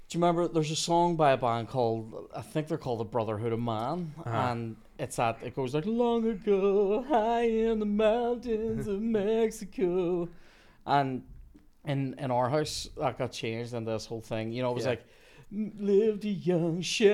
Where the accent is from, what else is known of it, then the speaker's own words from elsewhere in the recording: Belfast, Northern Ireland, United Kingdom; now in Lisburn, United Kingdom; I think Lisburn is slowly becoming like a haven for people like me from West Belfast.